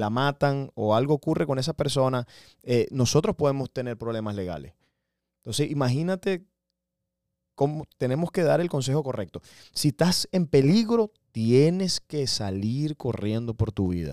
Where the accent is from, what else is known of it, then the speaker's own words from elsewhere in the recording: Venezuela; now in United States; yo soy venezolano.